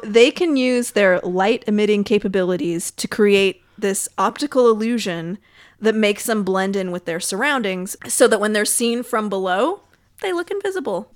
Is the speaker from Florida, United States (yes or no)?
no; California, United States; I grew up in California.